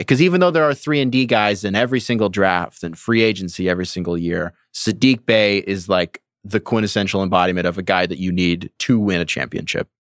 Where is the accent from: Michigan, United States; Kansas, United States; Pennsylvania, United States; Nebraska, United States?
Michigan, United States; I'm from Michigan